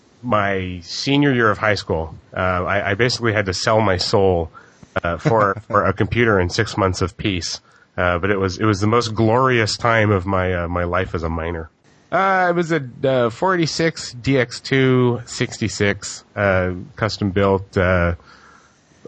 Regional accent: Hawaii, United States; I grew up in Hawaii

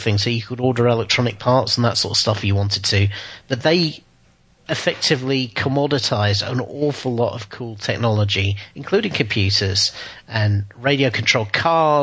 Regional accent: Southend-on-Sea, East of England, United Kingdom; where I grew up in Southend

